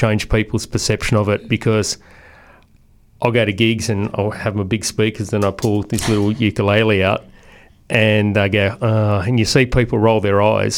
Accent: Blue Mountains, New South Wales, Australia; I grew up in the Blue Mountains with my grandparents and stuff like that.

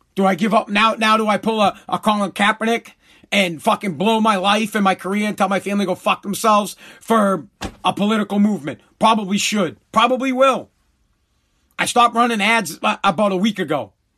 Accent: United States; I'm just an American

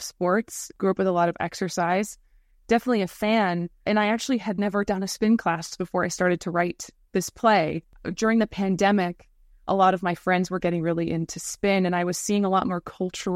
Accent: United States; moved away; My parents are British, but I grew up in America

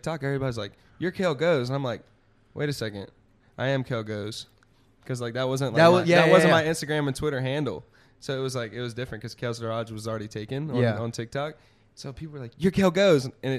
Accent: Baton Rouge, Louisiana, United States; moved away; You know, I love Baton Rouge. It will always have a place in my heart. I always have a home there.

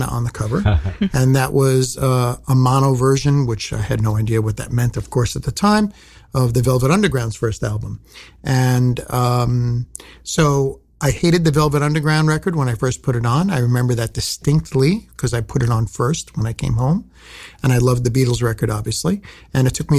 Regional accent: New York City, New York, United States; also born or lived in Long Island, New York; I grew up in Brooklyn, but I lived on Long Island during my high school years

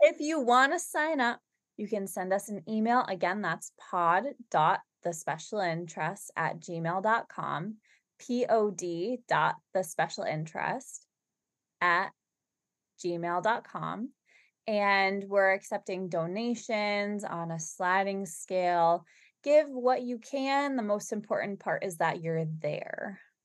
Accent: Boston, Massachusetts, United States; we're from Boston, Massachusetts

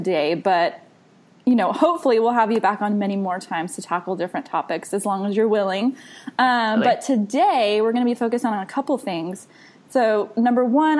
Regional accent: Texas, United States; I'm from Texas

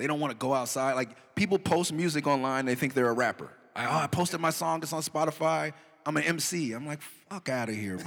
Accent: Los Angeles, California, United States; We are from Los Angeles

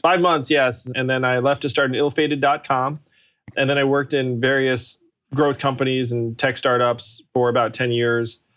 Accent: upstate New York, United States; also born or lived in Schenectady, New York; I grew up in upstate New York

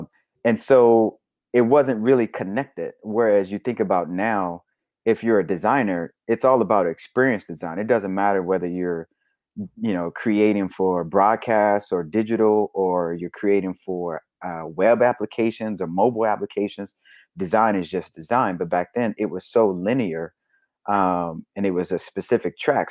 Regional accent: Little Rock, Arkansas, United States; I'm from Little Rock, Arkansas, born and raised

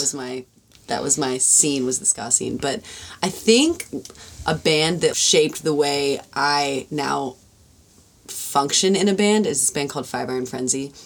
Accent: Los Angeles, California, United States; I'm from

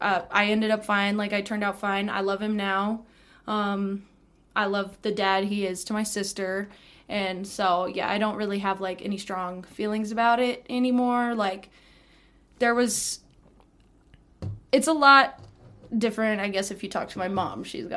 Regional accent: Canyon, Texas, United States; I was born and raised in Canyon, and I was raised by my mom

